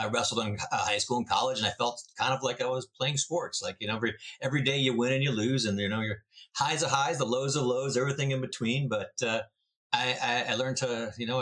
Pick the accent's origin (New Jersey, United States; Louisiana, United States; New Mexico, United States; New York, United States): New Jersey, United States; now in Moseley, United States; I'm originally from New Jersey